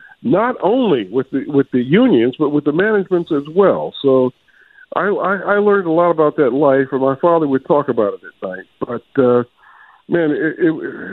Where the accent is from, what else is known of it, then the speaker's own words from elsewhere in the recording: Akron, Ohio, United States; moved away as an adult; also born or lived in Atlanta, Georgia; now in Philadelphia, United States; I remember growing up in Akron, Ohio